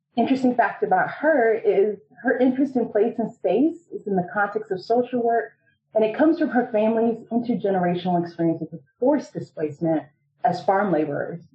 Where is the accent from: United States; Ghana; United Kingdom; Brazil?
United States; Fort Lauderdale, Florida; So I grew up in South Florida, like the Fort Lauderdale, Miami area.